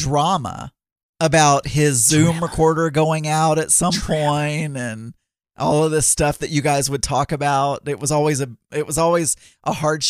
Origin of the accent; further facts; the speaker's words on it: Arkansas, United States; I am from Arkansas.